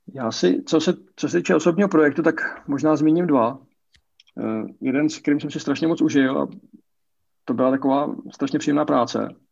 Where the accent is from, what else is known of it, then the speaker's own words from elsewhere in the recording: Brno, South Moravian Region, Czechia; já jsem z Brna, bydlím v Brně.